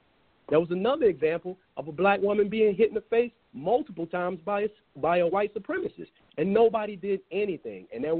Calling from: Dallas, Texas, United States; I am calling from Dallas, Texas.

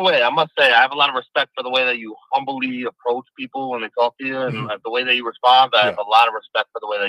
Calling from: New York City, New York, United States; I'm calling from the Bronx, New York City.

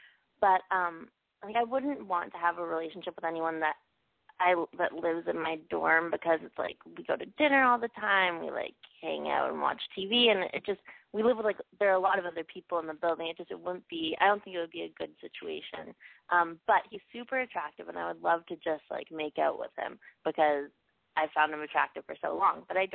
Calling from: Toronto, Ontario, Canada; I am 21, and I'm calling from Toronto.

